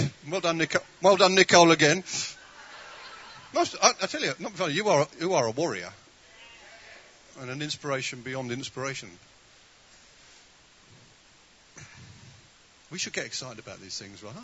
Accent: United Kingdom; We are so British

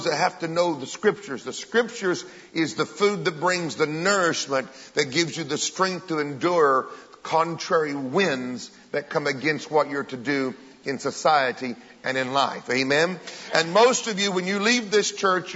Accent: the southern part of America, United States; I'm also an American Pentecostal from the southern part of America.

